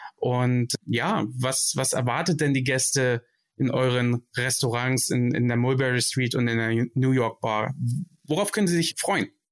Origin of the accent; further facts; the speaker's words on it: Hamburg, Germany; now in Frankfurt, Germany; als gebürtiger Hamburger